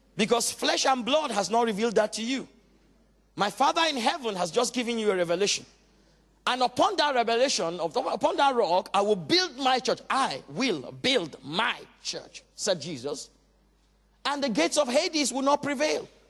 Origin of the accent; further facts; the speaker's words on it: Nigeria; also born or lived in Walthamstow, London; now in London, United Kingdom; I come, you know, originally from Nigeria, but thank God I'm British